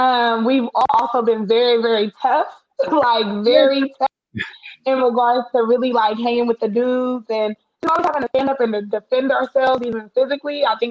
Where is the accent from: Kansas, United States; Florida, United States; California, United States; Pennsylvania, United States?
California, United States; Daly City; also born or lived in Oakland; But I'm from Daly City, so born and raised, grew up in Daly City.